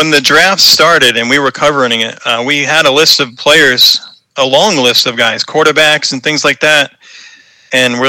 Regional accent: Boston, Massachusetts, United States; accent: Boston; growing up in New England, Boston area

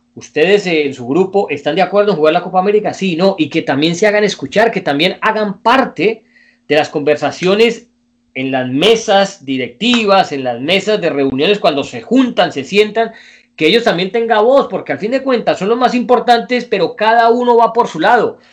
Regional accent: Colombia; somos colombianos

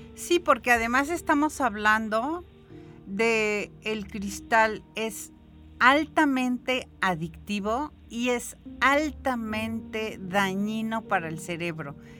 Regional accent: San Luis Potosí, Mexico; somos los potosinos y las potosinas

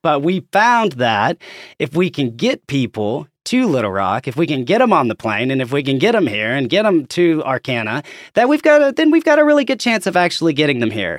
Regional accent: Conway, Arkansas, United States; I'm from, as you can probably tell from my accent, I'm from Arkansas, uh, from Conway originally.

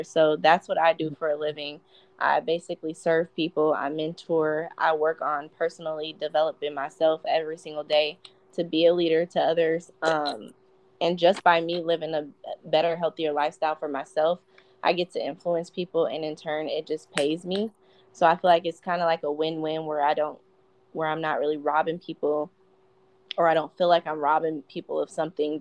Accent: Omaha, Nebraska, United States; I'm from Omaha, Nebraska

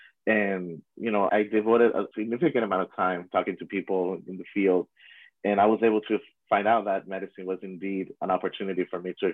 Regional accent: Puerto Rico; I am from Puerto Rico, born and raised

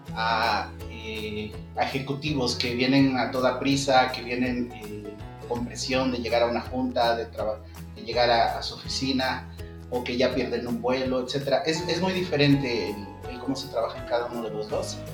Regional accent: Mexico City, Mexico; also born or lived in Cancún; yo soy de la Ciudad de México, entonces pues surgió nuevamente la, la, inquietud de volver a, a mi ciudad

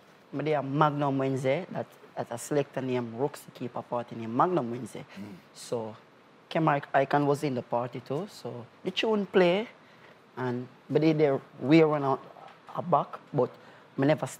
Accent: Kingston, Jamaica; Yeah, I grew up in Jungle.

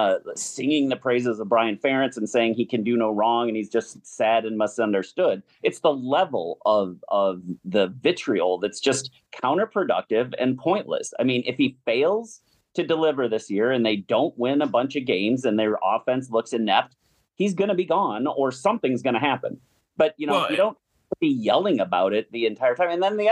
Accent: Madison, Wisconsin, United States; I grew up in Madison. I was a Badger fan when I was in elementary school. And this was in the early 80s, throughout the 80s and until I moved to Iowa in, like, I think 1988 or 89.

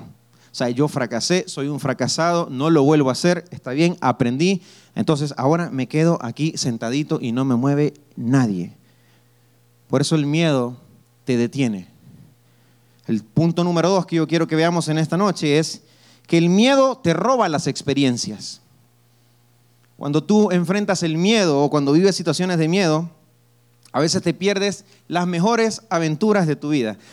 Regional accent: El Salvador; Yo soy del Salvador

